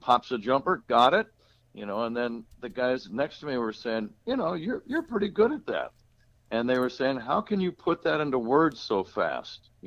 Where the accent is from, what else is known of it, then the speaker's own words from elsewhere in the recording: the Bay Area, California, United States; also born or lived in Milwaukee; now in Chicago, United States; I grew up in the Bay Area.